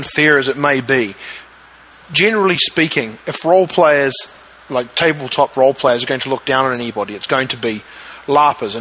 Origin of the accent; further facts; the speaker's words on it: New Zealand; I'm from New Zealand